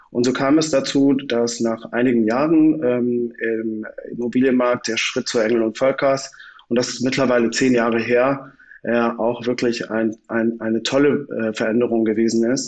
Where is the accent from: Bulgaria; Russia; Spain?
Spain; Balearic Islands; ich bin ähm, auf der Insel groß geworden, äh, habe einen deutschen Vater und eine mallorquinische Mutter und habe sozusagen auch immer mein Leben lang zwei Herzen in einer Brust gehabt